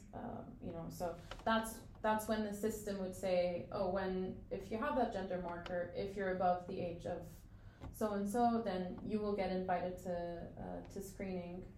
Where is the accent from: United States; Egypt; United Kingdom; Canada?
Egypt; I'm from Egypt